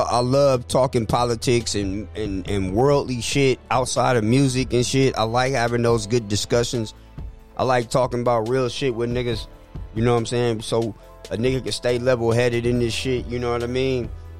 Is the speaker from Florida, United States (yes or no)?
no; San Francisco, California, United States; also born or lived in Stockton, California; I was raised in a culture, being in Stockton with my cousins, and just being around that shit. But I'm from Hunters Point. I'm from San Francisco.